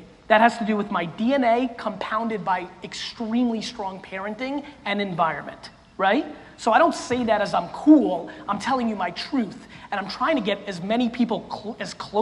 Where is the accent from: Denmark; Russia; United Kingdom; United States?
Russia; I was born in Russia, in the former Soviet Union